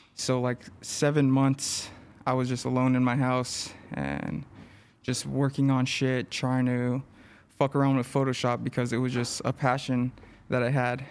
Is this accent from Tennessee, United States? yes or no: no; Los Angeles, California, United States; I grew up in East L